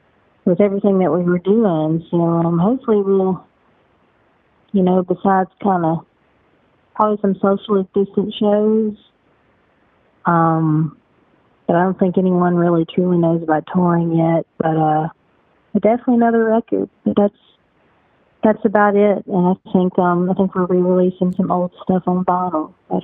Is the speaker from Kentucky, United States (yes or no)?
yes; Western Kentucky, United States; I wasn't born in Appalachia, but I'm an honorary Appalachian, but I am actually from Western Kentucky.